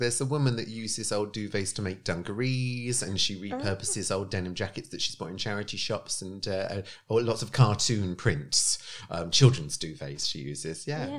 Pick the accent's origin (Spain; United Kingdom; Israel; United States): United Kingdom; Kent, South East England; I'm from Kent?